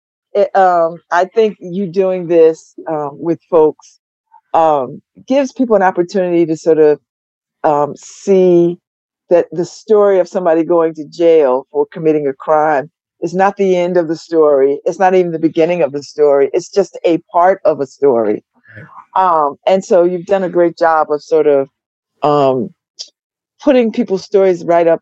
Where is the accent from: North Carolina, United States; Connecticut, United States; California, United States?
Connecticut, United States; New Haven; I'm from New Haven. I grew up in New Haven